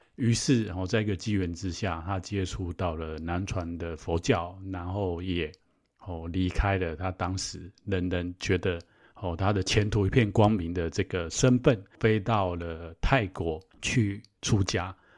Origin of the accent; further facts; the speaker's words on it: Taiwan; 我们台湾这边的